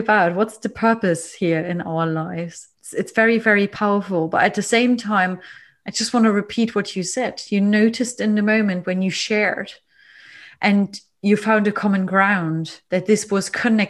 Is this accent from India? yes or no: no; East Germany, Germany; I grew up in East Germany, but I was a young girl when the wall came down.